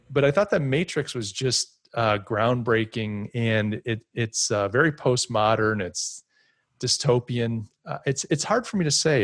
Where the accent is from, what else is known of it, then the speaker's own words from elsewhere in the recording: United States; Me being an American